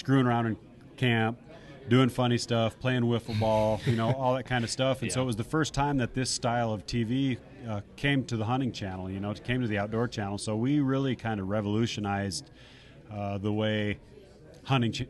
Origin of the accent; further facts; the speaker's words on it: Spearfish, South Dakota, United States; moved away as an adult; now in Minnesota, United States; I grew up in Spearfish, South Dakota.